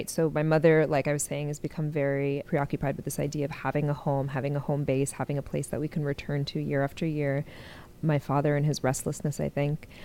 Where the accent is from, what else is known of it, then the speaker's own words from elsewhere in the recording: Carbondale, Illinois, United States; born there; also born or lived in Kuwait / Syria / Oklahoma / Texas; she went and visited her brother in southern Illinois, and so I was born in Carbondale. And then we went back to Kuwait, and then when Saddam invaded, a few years later, we went to Syria for a little bit